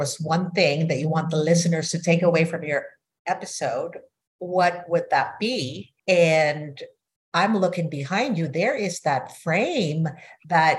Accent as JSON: {"language": "English", "town": "Manila", "region": "Metro Manila", "country": "Philippines", "tie": "born or raised there", "moved": "yes", "lives_now": "United States", "said": "I grew up in Manila, Philippines, totally different culture from the United States."}